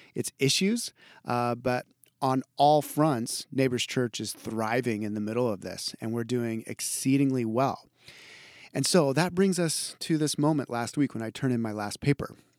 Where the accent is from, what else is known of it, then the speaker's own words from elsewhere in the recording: Idaho, United States; I'm from Idaho